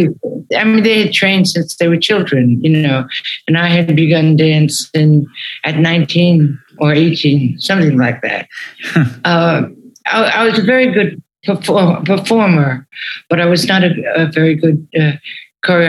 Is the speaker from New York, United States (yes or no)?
yes; New York City, New York, United States; moved away as an adult; also born or lived in Teaneck, New Jersey / Ohio; we moved to Brooklyn, where I really grew up